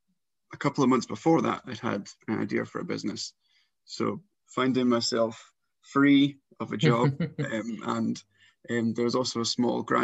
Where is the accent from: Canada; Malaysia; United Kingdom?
United Kingdom; South Lanarkshire, Scotland; I grew up in South Lanarkshire